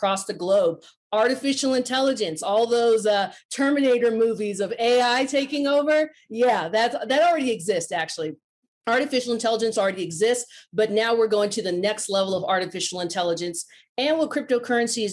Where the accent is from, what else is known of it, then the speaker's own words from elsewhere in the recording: Silicon Valley, California, United States; moved away; I'm originally from Silicon Valley